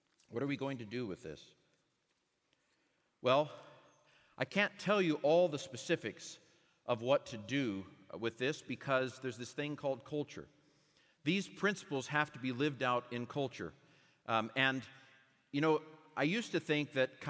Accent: United States; I grew up in the United States.

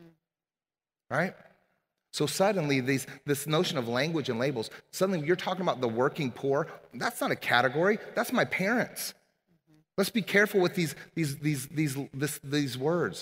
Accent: Omaha, Nebraska, United States; I grew up in Omaha, Nebraska

